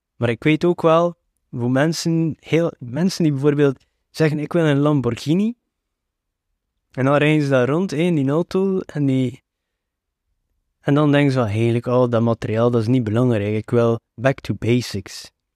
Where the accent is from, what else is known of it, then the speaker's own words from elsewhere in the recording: Flanders, Belgium; ik ben geboren en getogen in België, maar ik hoor hier toch niet thuis